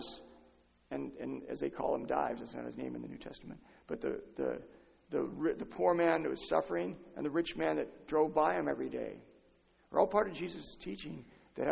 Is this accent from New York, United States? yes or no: no; San Diego, California, United States; I'm from San Diego. I live 20 minutes from Tijuana.